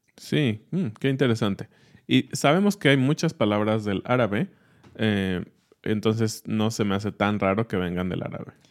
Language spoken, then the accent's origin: Spanish; Mexico; soy mexicano, sé que el origen es pues de nuestros ancestros